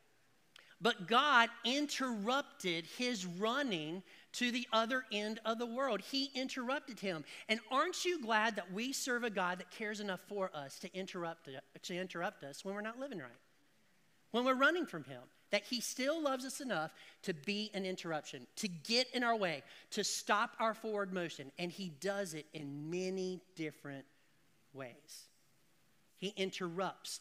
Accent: the South, United States; Because people is plural, but I put an S on it because I'm from the South

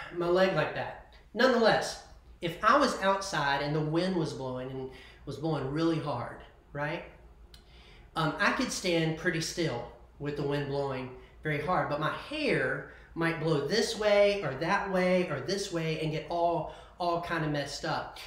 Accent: United States; I'm an American.

